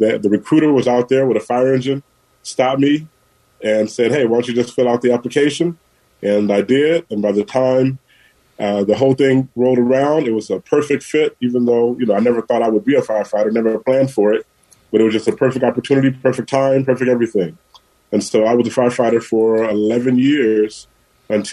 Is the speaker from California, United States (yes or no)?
yes; San Francisco, California, United States; Born and raised in San Francisco at General Hospital. So, yeah, I've been here through it all.